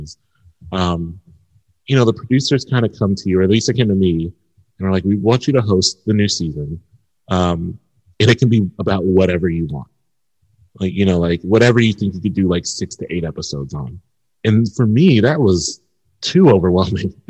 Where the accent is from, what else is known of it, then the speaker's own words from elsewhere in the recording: Columbus, Ohio, United States; also born or lived in Connecticut; I'm a Midwesterner and it was very good to come back home